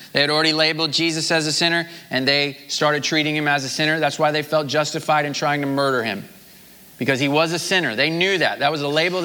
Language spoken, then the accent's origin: English; Missouri, United States; I'm from Missouri